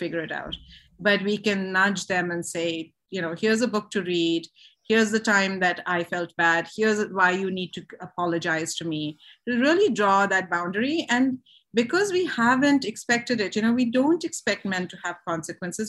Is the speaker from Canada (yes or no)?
no; India; moved away; I was raised in India, where there's such a culture of shame and silence around sexuality and sex